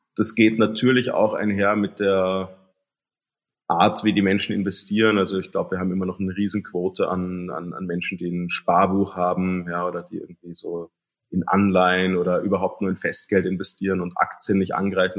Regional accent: Germany; now in Austria; ich bin in Deutschland aufgewachsen

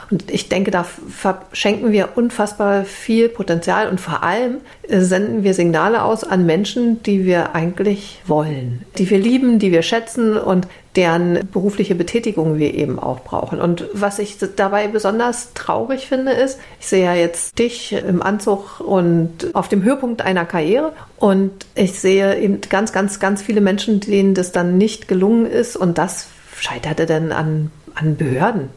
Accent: East Germany, Germany; Russisch war bei uns in der DDR auch tatsächlich so ein sehr dominantes Fach

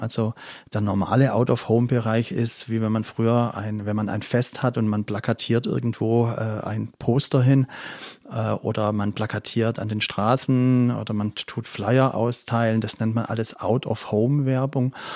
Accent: Crailsheim, Baden-Württemberg, Germany; also born or lived in England / Frankfurt; ich bin in Kralsheim geboren und auch dort aufgewachsen

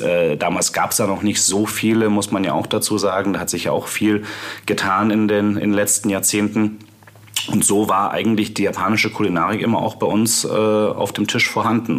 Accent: near Munich, Bavaria, Germany; Ich bin zwar aufgewachsen bei München, ähm, in Paltam

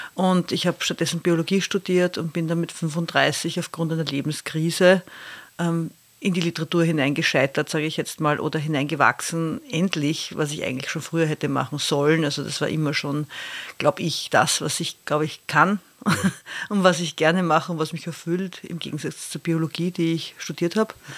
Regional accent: Austria; als Österreicherin

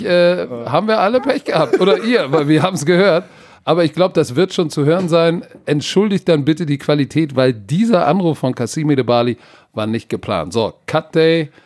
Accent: Hamburg, Germany; so sind wir aus Hamburg

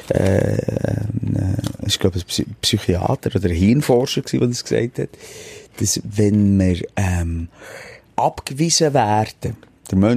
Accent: Bern, Switzerland; Ein Meeting, gewesen, wo wir als Berner auf Zürich fahren

